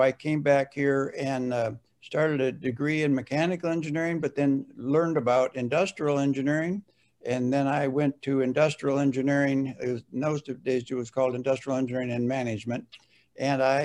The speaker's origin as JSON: {"language": "English", "town": "Fargo", "region": "North Dakota", "country": "United States", "tie": "born or raised there", "said": "I was born and raised right here in Fargo, in South Fargo."}